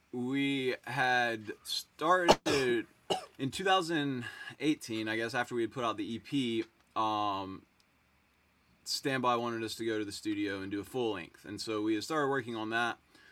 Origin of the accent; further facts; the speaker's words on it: Greensboro, North Carolina, United States; Yeah, they played in Greensboro. I grew up seeing them in Greensboro.